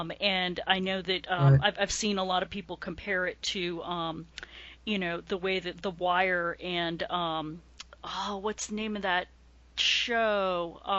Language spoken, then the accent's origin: English; New England, United States; I grew up in New England.